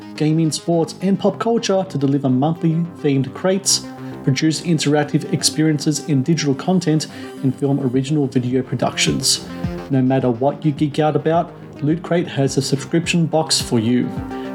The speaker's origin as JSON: {"language": "English", "country": "Australia", "tie": "born or raised there", "said": "I was born in Australia. I was educated here."}